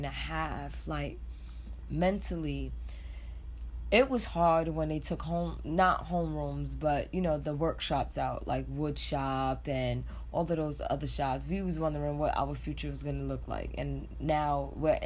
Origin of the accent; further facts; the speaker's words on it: New York City, New York, United States; 178 Lockman, because that's where I grew up